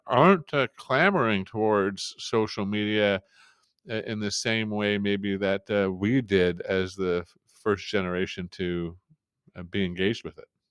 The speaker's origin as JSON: {"language": "English", "country": "Canada", "tie": "born or raised there", "said": "up here in, in Canada, in my part of Canada"}